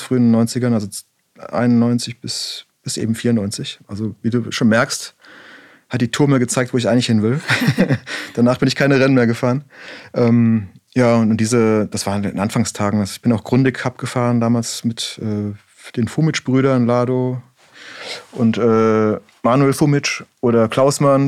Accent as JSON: {"language": "German", "area": "Black Forest", "region": "Baden-Württemberg", "country": "Germany", "said": "bei uns im Schwarzwald, ich komme aus dem Schwarzwald"}